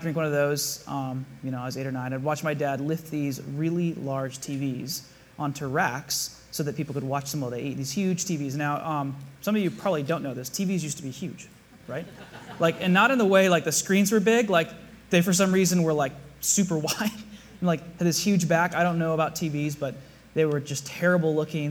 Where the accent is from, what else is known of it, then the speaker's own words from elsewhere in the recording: South Bay, California, United States; I grew up here in the South Bay